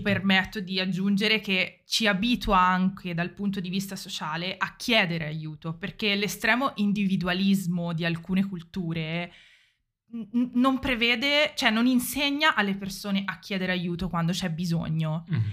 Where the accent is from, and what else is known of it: Italy